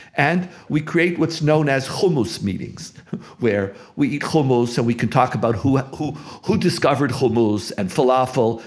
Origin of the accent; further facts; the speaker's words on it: Montreal, Quebec, Canada; also born or lived in United States; now in Israel; As a child growing up in Montreal